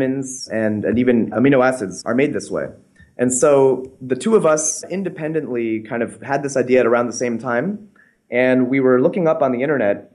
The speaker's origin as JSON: {"language": "English", "region": "Connecticut", "country": "United States", "tie": "born or raised there", "said": "I grew up in Connecticut as a fairly normal American kid"}